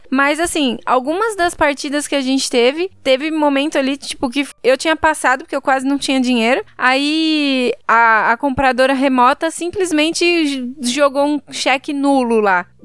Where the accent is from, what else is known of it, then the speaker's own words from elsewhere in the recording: Brazil; Que sorte a é minha que eu sou brasileira, viu?